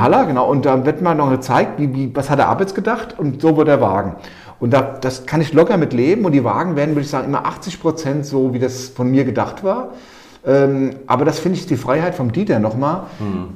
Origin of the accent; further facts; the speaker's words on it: Walluf, Hesse, Germany; moved away as an adult; also born or lived in Eltville; now in Untertaunus, Germany; geboren in Eltville im Krankenhaus, aber ansonsten Walluffe